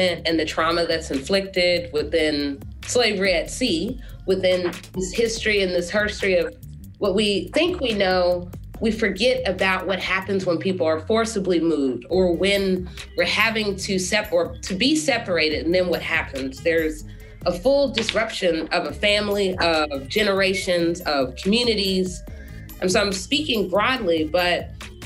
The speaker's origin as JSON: {"language": "English", "town": "Atlanta", "region": "Georgia", "country": "United States", "tie": "born or raised there", "also_born_or_lived": "Pittsburgh, Pennsylvania", "moved": "as an adult", "lives_now": "St. Louis, United States", "said": "I'm from Pittsburgh, and then yet my family moved to Atlanta."}